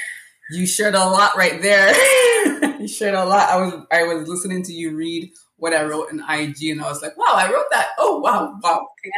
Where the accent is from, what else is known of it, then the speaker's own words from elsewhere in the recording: Canada; also born or lived in Jamaica; Well, I was born in Jamaica. I came to Canada at 8 years old.